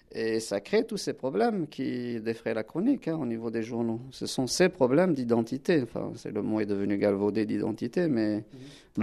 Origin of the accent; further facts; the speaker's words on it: Algeria; now in France; je suis originaire d'Algérie, je parle le kabyle, le berbère, l'arabe